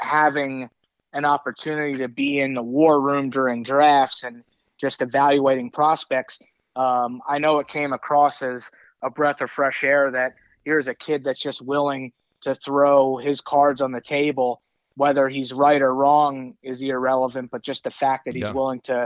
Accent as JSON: {"language": "English", "region": "New York", "country": "United States", "tie": "born or raised there", "moved": "yes", "said": "growing up in New York"}